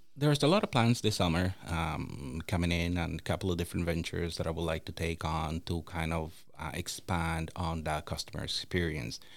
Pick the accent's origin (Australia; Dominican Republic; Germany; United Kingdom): Dominican Republic; also born or lived in Toronto, Ontario, Canada; now in St. Peters Bay, Canada; growing up in the Dominican Republic